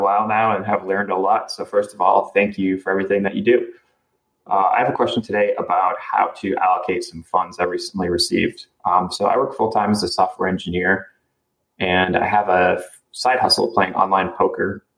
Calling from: Maine, United States; I'm calling from Maine.

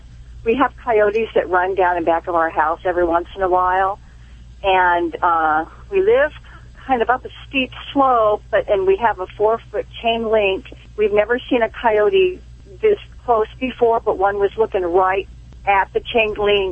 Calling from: Corona, California, United States; I'm calling from Corona, California.

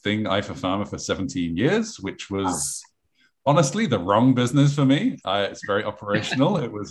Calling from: London, United Kingdom; I am from sunny London in England.

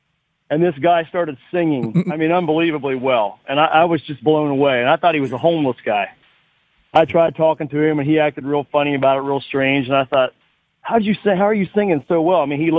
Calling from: Cincinnati, Ohio, United States; I'm calling from Cincinnati.

